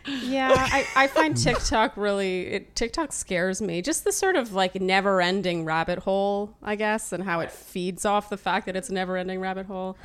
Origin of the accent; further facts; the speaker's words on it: Ottawa, Ontario, Canada; also born or lived in Eastern Germany; I was born and raised in Ottawa, Canada